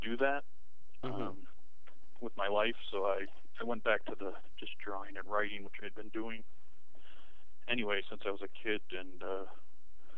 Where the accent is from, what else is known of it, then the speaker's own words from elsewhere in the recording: Michigan, United States; moved away as an adult; I'm from Michigan.